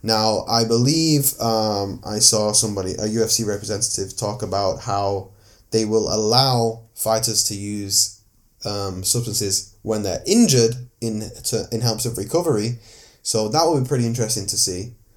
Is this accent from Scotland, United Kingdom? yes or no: no; Manchester, North West England, United Kingdom; I'm from Manchester